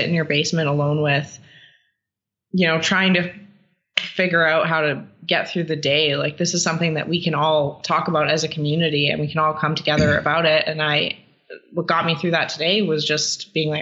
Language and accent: English; Canada; I'm a terrible Canadian